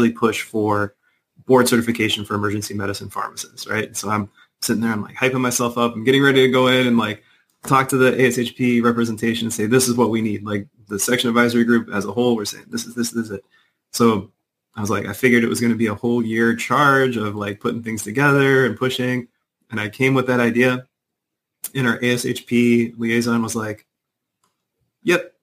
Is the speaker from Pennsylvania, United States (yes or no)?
no; Chicago, Illinois, United States; moved away as an adult; I'm from Chicago